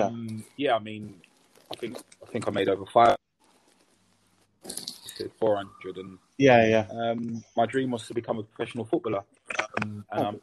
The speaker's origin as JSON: {"language": "English", "region": "London", "country": "United Kingdom", "tie": "born or raised there", "said": "I'm a South London boy, so I grew up in Peckham. I was born and raised in Peckham"}